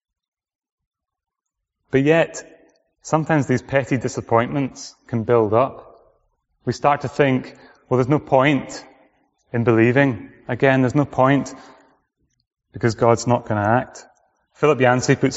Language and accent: English; Orkney, Scotland, United Kingdom; moved away; I came from Orkney, which is right at the top.